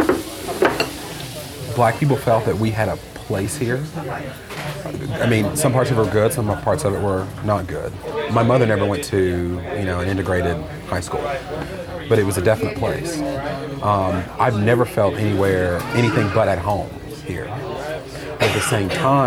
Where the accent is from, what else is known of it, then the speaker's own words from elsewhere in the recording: Siler City, North Carolina, United States; moved away as an adult; also born or lived in Argentina; now in Washington, D.C., United States; I was born and raised here in Siler City. I now live in Washington, D.C.